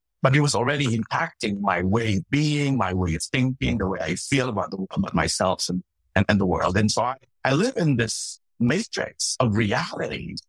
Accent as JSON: {"language": "English", "country": "Philippines", "tie": "born or raised there", "moved": "yes", "said": "I grew up in the Philippines, and I grew up in a Methodist church"}